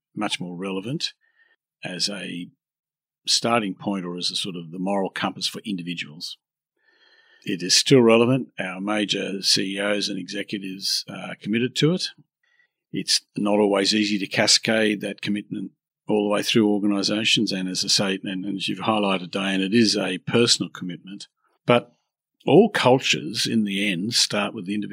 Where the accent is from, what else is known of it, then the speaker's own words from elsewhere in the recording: Australia; I'm an Australian